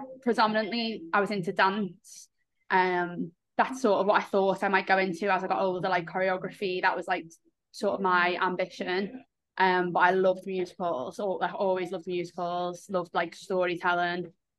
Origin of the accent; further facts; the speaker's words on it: Liverpool, North West England, United Kingdom; moved away as an adult; also born or lived in Guildford; now in south of England, United Kingdom; I am a freelance writer from Liverpool, but now living down south, came to uni in Guildford